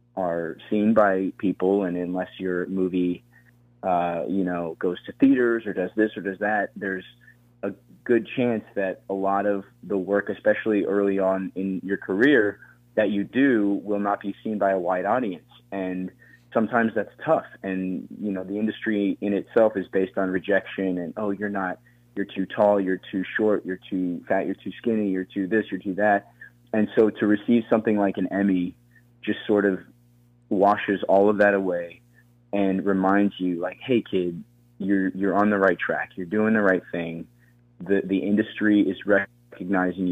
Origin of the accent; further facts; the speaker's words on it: Colorado, United States; also born or lived in Florida; So I grew up in Colorado